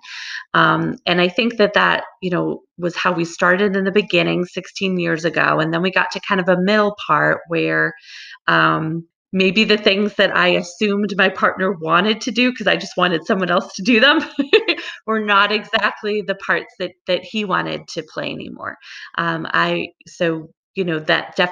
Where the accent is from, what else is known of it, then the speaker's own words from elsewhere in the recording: Long Island, New York, United States; moved away as an adult; now in Hawaii, United States; I grew up on Long Island